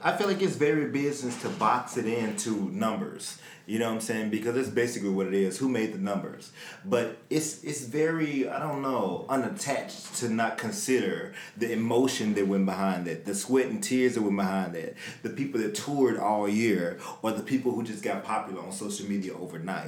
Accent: Memphis, Tennessee, United States; I'm from Memphis.

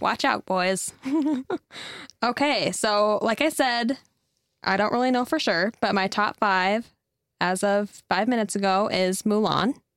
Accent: Mobridge, South Dakota, United States; moved away as an adult; now in Gettysburg, United States; I grew up in Mobridge, South Dakota, and I just moved to Gettysburg about a year ago

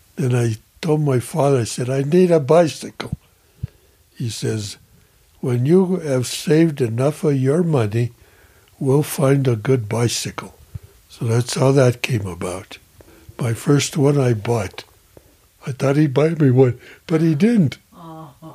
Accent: Leadville, Colorado, United States; I was born here in Leadville in August the 23rd, 1933

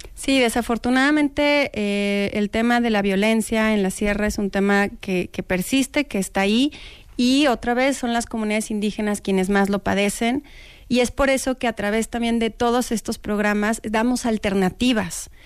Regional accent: Mexico; como mexicanos

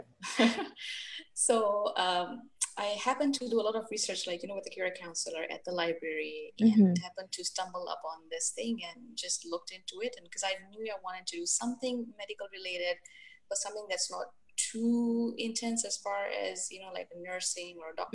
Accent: Tanzania; moved away as an adult; also born or lived in South Africa / Florida, United States; now in United States; I grew up in Tanzania

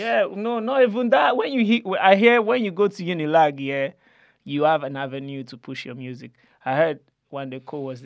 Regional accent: Nigeria; we're just coming from Nige

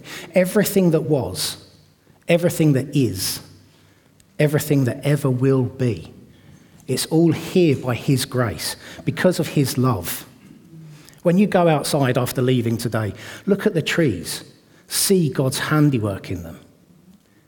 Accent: Watford, East of England, United Kingdom; moved away as an adult; now in Bedford, United Kingdom; I grew up in Watford, and we moved to Bedford at the end of 2021

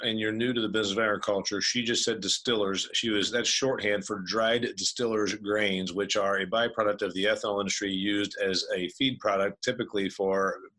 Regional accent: Indiana, United States; You know, she's in Ohio, I'm from Indiana.

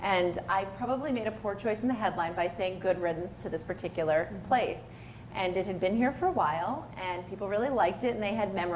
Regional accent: Albany area, New York, United States; I actually got an offer from the Times Union, which is pretty much in my hometown

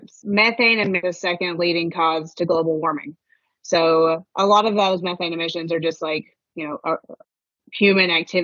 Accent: Western Kentucky, United States; moved away; I'm from Western Kentucky. My entire family is there

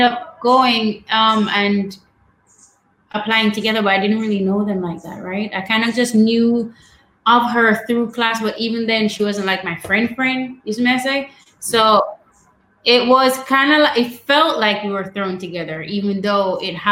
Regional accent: Savanna-la-Mar, Westmoreland, Jamaica; I grew up in Westmoreland. So that's the west end of the island in a town called Savannah-Lamar.

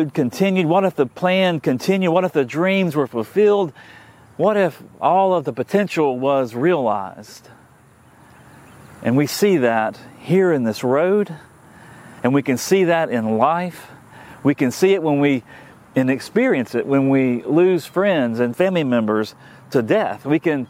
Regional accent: Tallahassee, Florida, United States; growing up in Tallahassee in the 1970s and into the 1980s

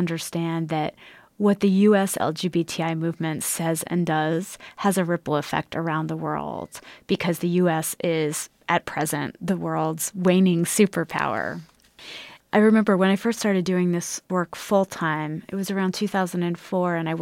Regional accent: United States; as an American

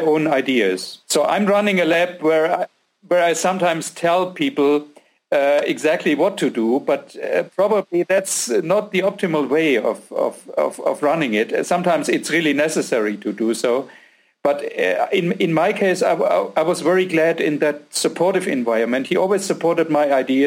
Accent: a small city near Frankfurt, Hesse, Germany; moved away as an adult; also born or lived in Giessen, Germany; now in Austria; I grew up in Germany in a small city near Frankfurt

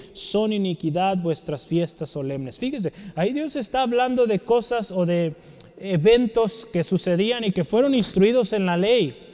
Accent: Mexico; Como mexicanos

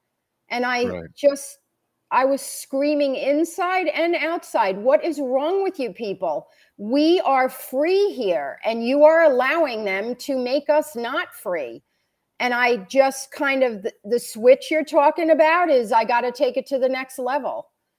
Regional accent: New York, United States; So I'm a transplant from New York. We moved here permanently in 2019, 1 year before the big C.

